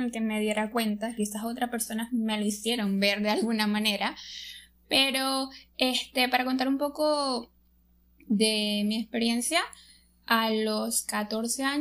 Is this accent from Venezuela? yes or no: yes; Venezuela; Soy de Venezuela.